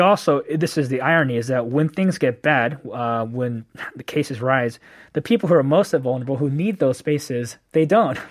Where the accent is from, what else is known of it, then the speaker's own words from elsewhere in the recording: Bay Area, California, United States; moved away as an adult; now in Korea; born and raised in the Bay Area, okay. um, and so I grew up there all my life